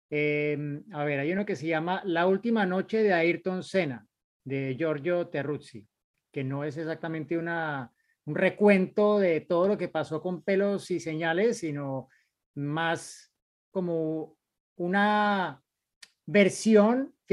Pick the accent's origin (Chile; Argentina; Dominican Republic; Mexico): Mexico; now in Minnesota, United States; soy mexicano, pero actualmente resido en Minnesota.